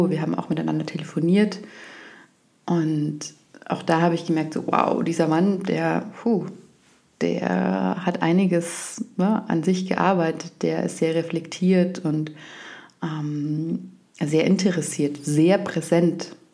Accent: Bavaria, Germany; ich komme aus Oberbayern, ich spreche keinen Dialekt, aber ich verstehe es sehr gut, äh, es fühlt sich für mich auch heimisch

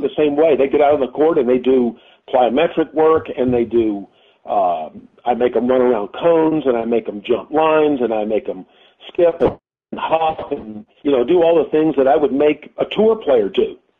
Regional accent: High Point, North Carolina, United States; grew up in High Point

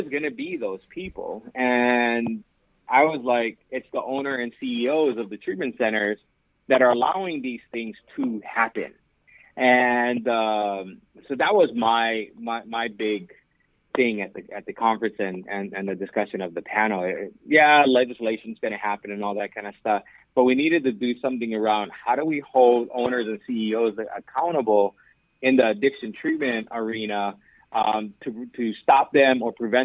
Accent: Hawaii, United States; moved away as an adult; also born or lived in Southern California; now in Aliso Viejo, United States; I'm originally from Hawaii and moved here to Southern California about 8 years ago

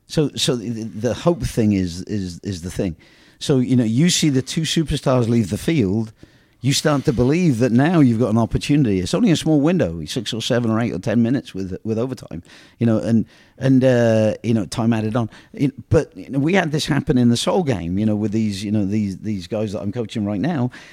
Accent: England, United Kingdom; moved away; I came from England

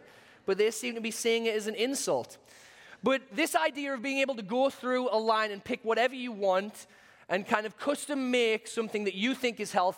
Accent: United Kingdom; accent: British; moved away; my British accent

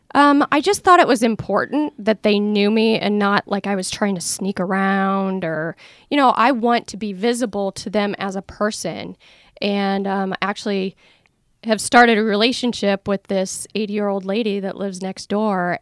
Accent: Iowa, United States; now in Oregon, United States; where I grew up in Iowa.

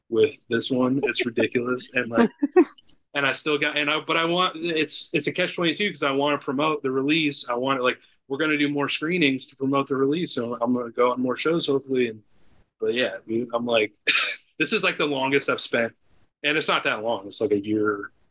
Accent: Northern Illinois, United States; moved away; I'm from Northern Illinois originally, and Southern Illinois is a completely different world

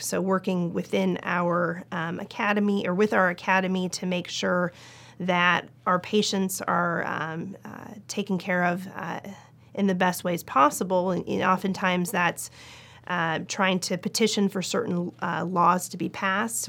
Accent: Portland, Oregon, United States; moved away as an adult; also born or lived in Los Angeles / Seattle / New York / Nashville; now in Kentucky, United States; I was born and raised in Portland, Oregon

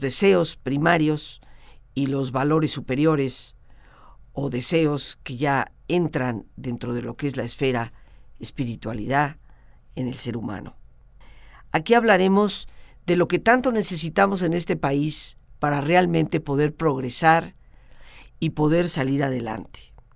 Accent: Mexico; como totalmente mexicana

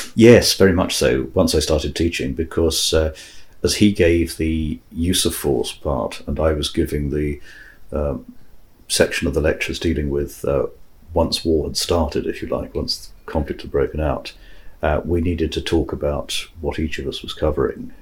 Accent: Singapore; moved away; growing up in Singapore

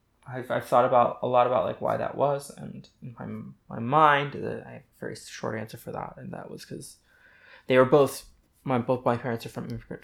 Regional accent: Indiana, United States; born there; also born or lived in Houston / San Francisco / New Hampshire; No, I was born in Indiana, and then I was in Houston for a couple years, and San Francisco, and I went to a boarding school in New Hampshire

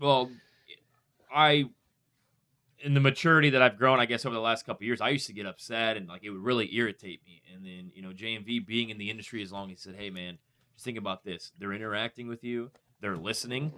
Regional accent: Northwest Indiana, United States; moved away as an adult; now in Indianapolis, United States; I grew up in Northwest Indiana

